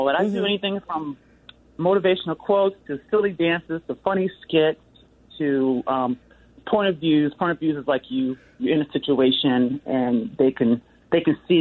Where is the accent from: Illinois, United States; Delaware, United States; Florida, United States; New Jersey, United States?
Delaware, United States; now in Seattle, United States; I'm from the East Coast. I'm from Delaware